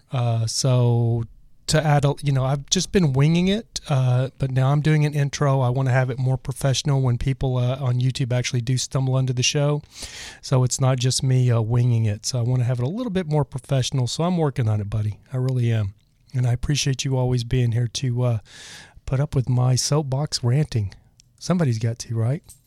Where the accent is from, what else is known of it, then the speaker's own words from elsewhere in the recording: Texas, United States; moved away; also born or lived in Los Angeles, California / Joshua Tree, California; I'm originally from Texas